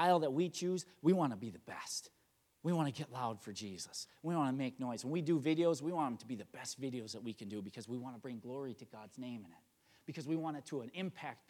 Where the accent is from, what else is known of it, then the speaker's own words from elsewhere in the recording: Chili, Wisconsin, United States; also born or lived in Marshfield, Wisconsin; I'm from Marshfield, Wisconsin area, or actually Chile, Wisconsin